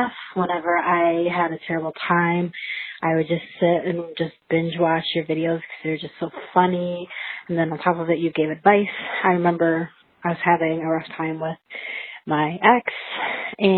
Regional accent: Rochester, New York, United States; I'm from Rochester, New York

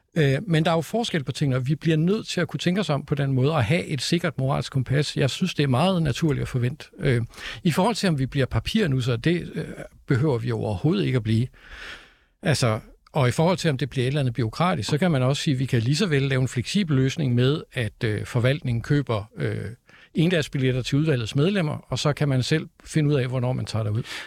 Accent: Copenhagen, Capital Region of Denmark, Denmark; jeg er københavner

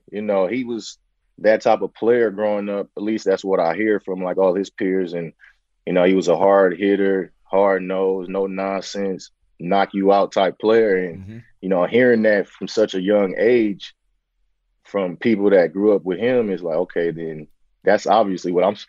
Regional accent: San Francisco, California, United States; born and raised in Bayview Hunters Point, in the heart of, you know, the Bayview District in San Francisco, the shipyards, and a lot of activity that happens in most our urban communities. And then my dad was able to get us to the suburbs when I was about 9 or 10.

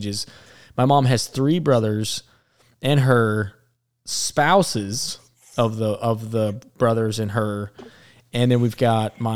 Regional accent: Alabama, United States; I'm from Alabama

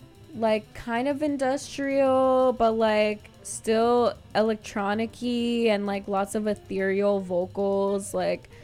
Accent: East Bay, Berkeley and Oakland, California, United States; also born or lived in Santa Cruz, California; now in San Francisco, United States; I'm from the East Bay, Berkeley and Oakland, but I moved to SF

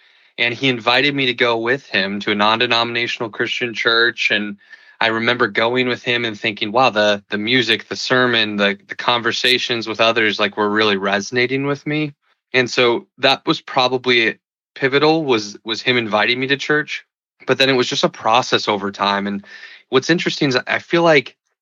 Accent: Milwaukee, Wisconsin, United States; moved away as an adult; also born or lived in Colorado Springs / San Francisco; I grew up in Milwaukee, Wisconsin. I live here now with my wife and two kids

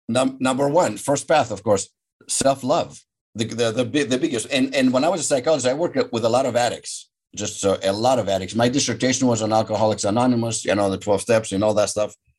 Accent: Athens, Attica, Greece; now in Superior, United States; So I'm Greek. I was born and raised in Athens, Greece.

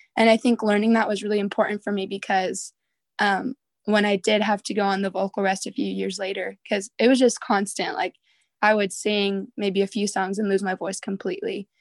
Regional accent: Southern California, United States; moved away as an adult; I'm from Southern California, but currently I'm going to Bible college in Northern California

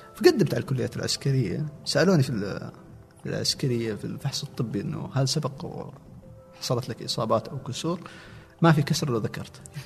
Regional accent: a village belonging to Al-Namas, Asir, Saudi Arabia; also born or lived in Riyadh / Abha; ما جينا من ابها جينا من القريه تابعه للنماص مدينه النماص

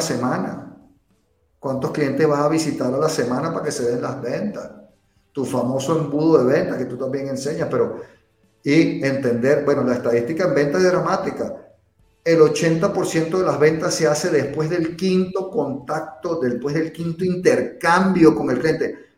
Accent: Venezuela; moved away as an adult; also born or lived in England; yo soy de Venezuela, bueno, aunque yo nací en Inglaterra, mis padres eran venezolanos, yo me crié en Venezuela.

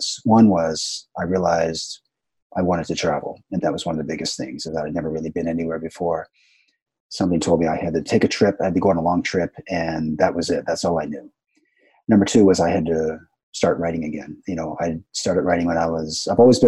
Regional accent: Canada; moved away as an adult; also born or lived in Vancouver; now in Japan; I'm from Canada originally

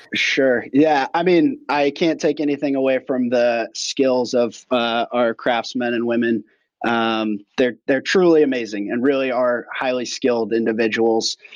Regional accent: Portland, Oregon, United States; I grew up here in Portland

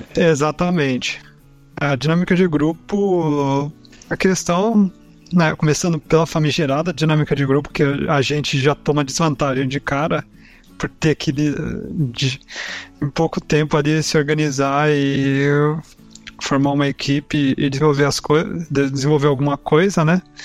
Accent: Caçapava, São Paulo, Brazil; eu sou de Caçapava, São Paulo

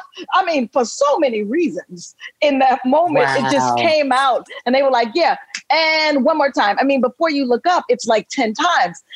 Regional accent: Chicago, Illinois, United States

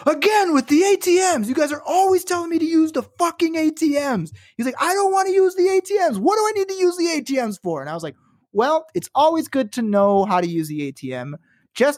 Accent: Chicago, Illinois, United States; moved away; I'm from Chicago

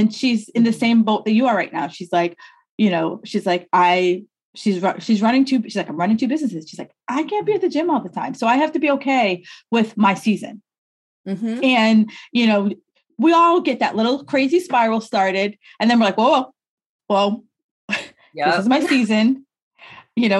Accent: New York, United States; moved away; also born or lived in New England; I'm from New York

